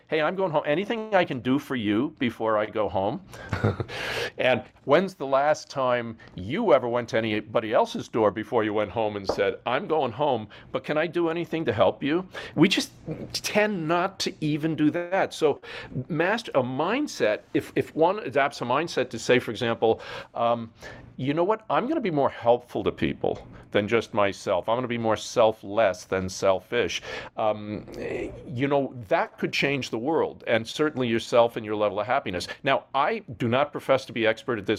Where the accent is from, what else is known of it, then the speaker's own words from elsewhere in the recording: New York, United States; moved away as an adult; now in Hawaii, United States; I come from New York